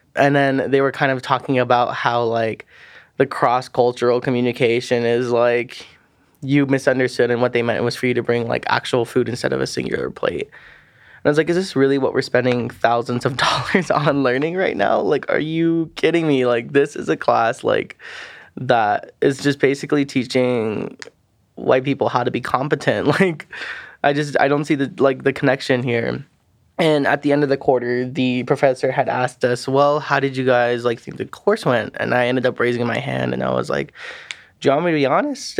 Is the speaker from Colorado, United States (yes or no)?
yes; Pueblo, Colorado, United States; also born or lived in Saipan, Northern Mariana Islands; I lived there from about my elementary schools all the way through my sixth grade, and I moved back to Pueblo, Colorado